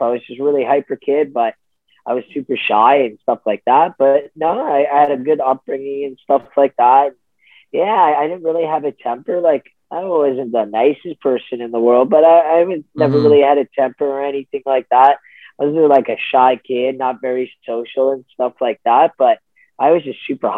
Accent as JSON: {"language": "English", "town": "Ottawa", "region": "Ontario", "country": "Canada", "said": "I'm from Ottawa, Ontario."}